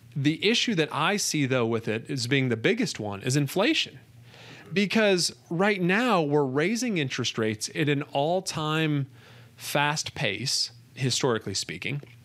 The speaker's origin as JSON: {"language": "English", "country": "United States", "said": "being an American"}